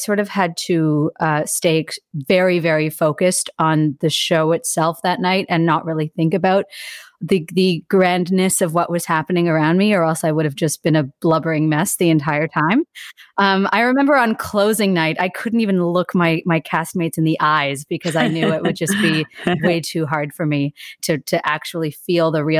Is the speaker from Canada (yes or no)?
yes; Toronto, Ontario, Canada; also born or lived in Montreal; I'm born and raised in Toronto.